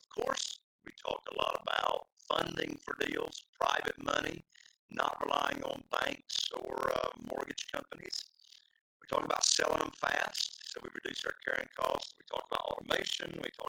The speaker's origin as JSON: {"language": "English", "town": "Morehead City", "region": "North Carolina", "country": "United States", "tie": "born or raised there", "said": "broadcasting to you on this show from Morehead City, North Carolina, my hometown."}